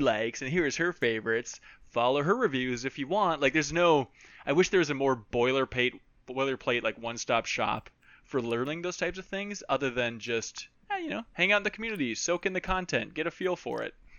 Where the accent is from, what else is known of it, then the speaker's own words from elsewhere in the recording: Minnesota, United States; I grew up in Minnesota